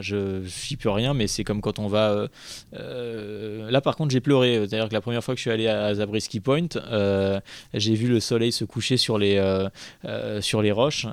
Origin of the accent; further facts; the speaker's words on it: Paris, Île-de-France, France; moi, je suis citadin, je suis né à Paris